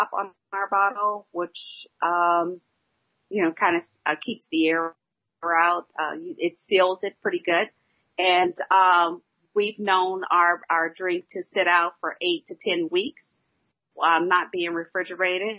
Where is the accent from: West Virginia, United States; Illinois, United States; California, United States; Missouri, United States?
Illinois, United States; my home state, Illinois